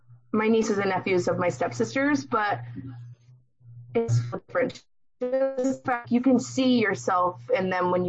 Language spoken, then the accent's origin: English; San Diego, California, United States; growing up in San Diego